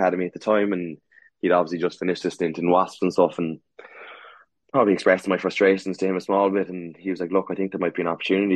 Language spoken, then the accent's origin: English; Munster, Ireland; moved away as an adult; growing up in Munster